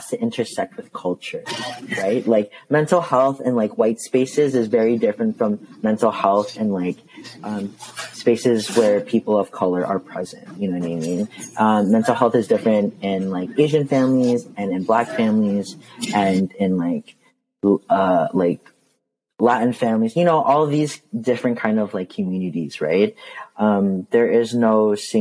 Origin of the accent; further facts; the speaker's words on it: Canada; growing up in Canada, like as a Filipino, I was very fortunate to like grow up in a city that has so many Filipinos living in it.